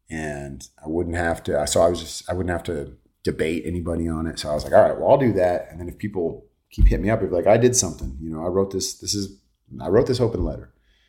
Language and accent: English; California, United States; So I grew up in the Bay, so I'm a huge Niner fan.